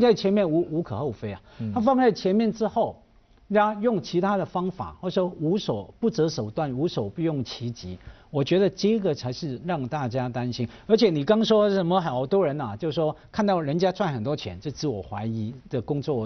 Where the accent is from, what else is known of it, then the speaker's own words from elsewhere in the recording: Hong Kong; 我作为香港人